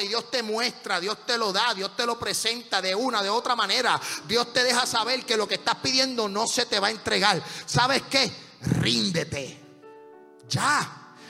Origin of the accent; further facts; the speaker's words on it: Puerto Rico; nosotros nos quedamos con la peseta